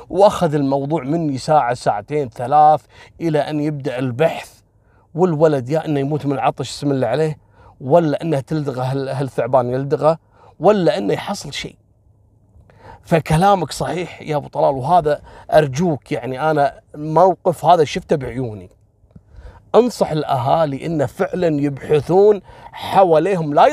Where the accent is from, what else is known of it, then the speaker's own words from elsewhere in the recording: Kuwait; وفي أحد المناطق اللي المعروفة عندنا في الكويت